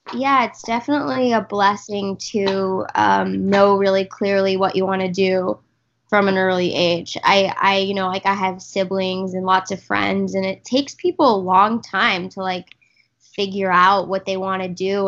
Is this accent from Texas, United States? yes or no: yes; Texas, United States; I grew up in in Texas